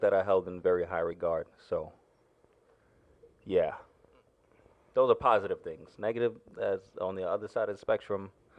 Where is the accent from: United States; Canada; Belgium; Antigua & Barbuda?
Antigua & Barbuda; So I'm also from the Caribbean, if you guys didn't know. specifically Antigua.